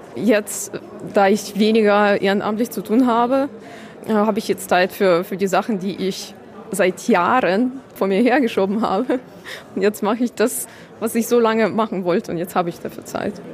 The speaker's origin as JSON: {"language": "German", "region": "Kyiv", "country": "Ukraine", "tie": "born or raised there", "also_born_or_lived": "Irpin", "second_language": "German", "moved": "yes", "lives_now": "Germany", "said": "Kiew, meine Heimatstadt, wo ich geboren wurde und aufgewachsen bin"}